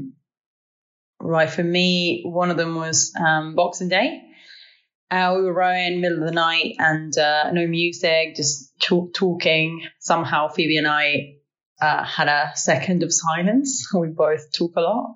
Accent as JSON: {"language": "English", "country": "Uruguay", "moved": "as an adult", "lives_now": "Bristol, United Kingdom", "said": "I am originally from Uruguay"}